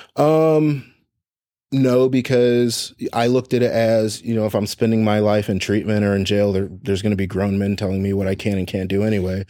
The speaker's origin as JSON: {"language": "English", "town": "Fort Wayne", "region": "Indiana", "country": "United States", "tie": "born or raised there", "said": "I was, I was born in Indianapolis, um, adopted to a family in Fort Wayne, Indiana"}